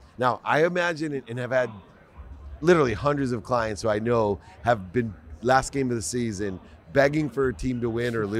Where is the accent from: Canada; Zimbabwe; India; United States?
United States; Akron, Ohio; I grew up in Ohio, Akron, Ohio, not too far from Toledo.